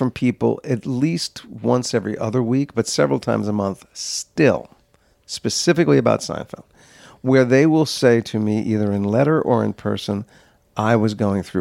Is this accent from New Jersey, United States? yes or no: yes; New Jersey, United States; I grew up in New Jersey, and I fell in love with the theater.